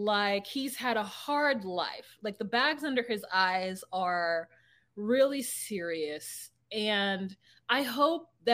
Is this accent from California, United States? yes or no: yes; California, United States; now in Minnesota, United States; as a Californian